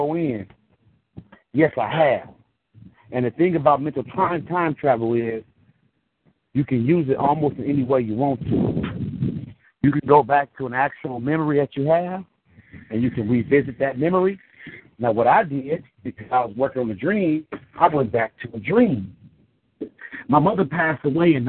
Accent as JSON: {"language": "English", "town": "Richmond", "region": "California", "country": "United States", "also_born_or_lived": "Colorado", "moved": "yes", "said": "I'm from California. I'm from Richmond, California, the Bay Area. I was living in Colorado."}